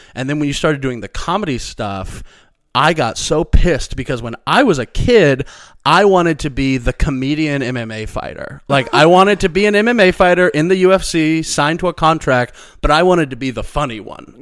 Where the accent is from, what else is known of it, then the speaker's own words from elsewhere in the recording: Missouri, United States; moved away; the school district of my hometown is, like, very, like, renowned sort of for, like, academics in our area